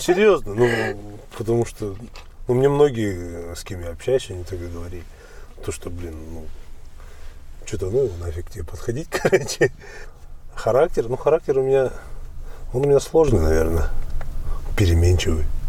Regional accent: Almaty, Kazakhstan; born or raised there; moved away

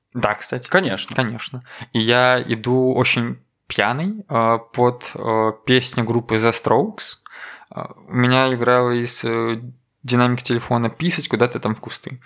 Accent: Koziki, Belarus; now in Minsk, Belarus; я на хуторе родился, там прям ну, буквально лес. И мне очень нравится мое детство просто

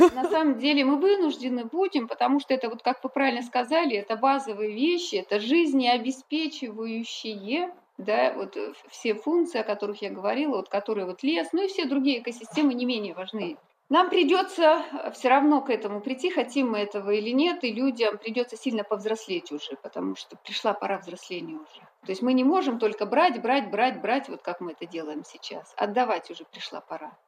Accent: Republic of Karelia, Russia; moved away as an adult; also born or lived in Kola Peninsula; Я сама родом из Карелии, у нас там э, из Северной Карелии

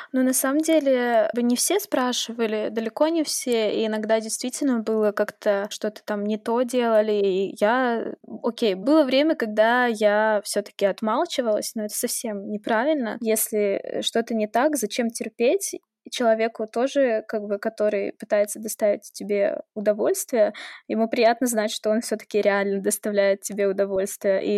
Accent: Saint Petersburg, Russia; мне 26, я из Санкт-Петербурга

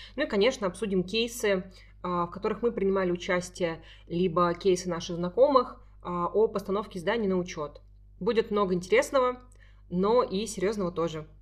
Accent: Saint Petersburg, Russia; мы с Дашей из Петербурга

